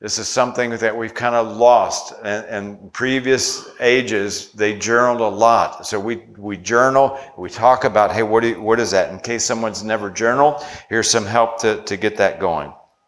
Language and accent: English; Virginia, United States; I grew up in Virginia. It's a Southern culture.